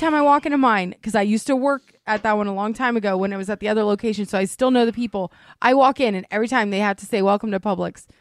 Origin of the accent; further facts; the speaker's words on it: Port St. John, Florida, United States; also born or lived in Titusville / Merritt Island; I grew up in Port Saint John. Like, that's where I grew up